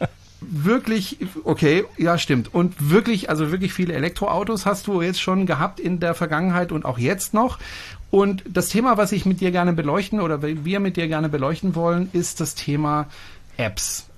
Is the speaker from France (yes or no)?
yes; France; moved away; das ist ein französischer Name und ich bin Franzose